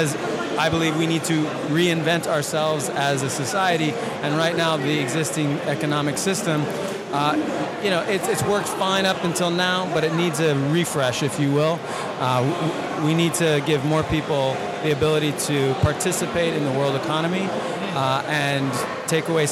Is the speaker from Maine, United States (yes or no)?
no; New York, United States; moved away as an adult; I grew up in New York, 40 years in the city, in the concrete jungle. I never thought I'd leave